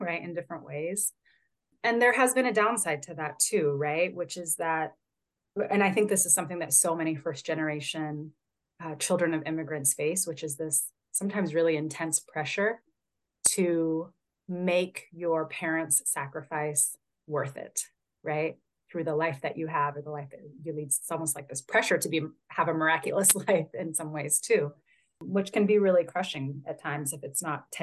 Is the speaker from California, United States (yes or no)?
yes; Northern California, United States; I was born and raised in California, born in Southern California, raised primarily in Northern California